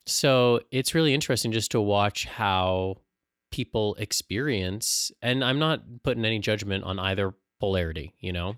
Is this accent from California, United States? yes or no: yes; San Diego, California, United States; growing up in San Diego